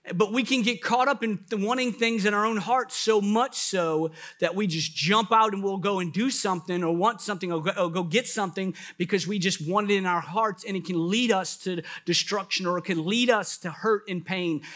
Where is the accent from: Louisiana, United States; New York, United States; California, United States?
Louisiana, United States; New Orleans; moved away; I'm originally from New Orleans